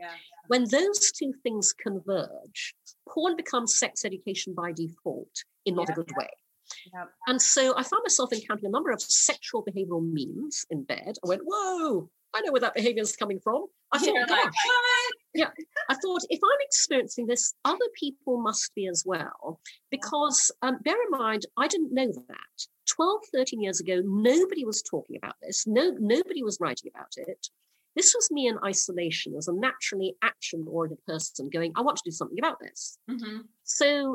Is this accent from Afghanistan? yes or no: no; Brunei; now in United Kingdom; I was born in the UK, but when I was six, my family moved to Brunei in Borneo. So I grew up in Asia.